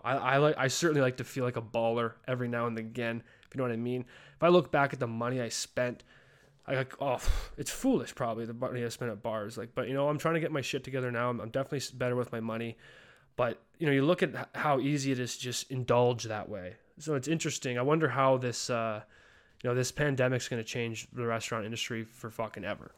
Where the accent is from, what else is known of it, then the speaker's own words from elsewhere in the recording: Calgary, Alberta, Canada; moved away as an adult; also born or lived in Ontario; my hometown, Calgary